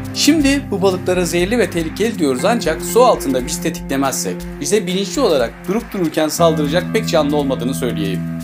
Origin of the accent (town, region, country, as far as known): Turkey